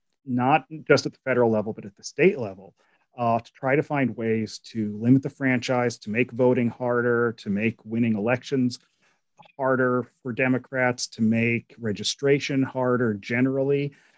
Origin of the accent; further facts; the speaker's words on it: Pennsylvania, United States; I'm from Pennsylvania, so you know, I can say this